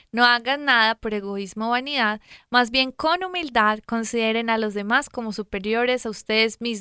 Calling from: Mexico City, Mexico; de la Ciudad de México. Les mando muchos saludos

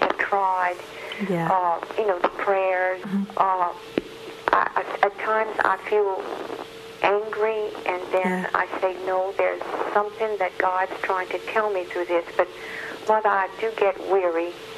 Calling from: South Louisiana, United States; I'm calling you from South Louisiana

